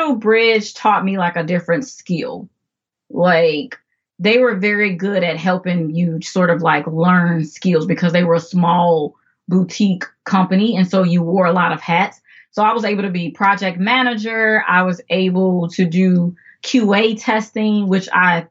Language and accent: English; Chicago, Illinois, United States; I am originally from Chicago, South Side, if that means anything to anyone. But yes, South Side, Chicago